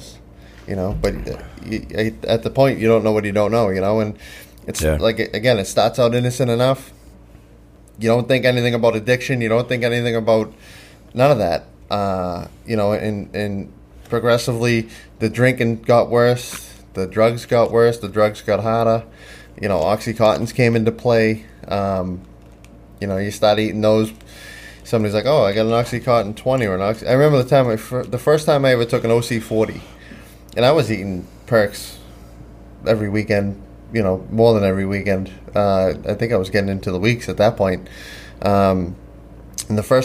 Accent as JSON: {"language": "English", "town": "Boston", "region": "Massachusetts", "country": "United States", "tie": "born or raised there", "said": "I grew up in Charlestown"}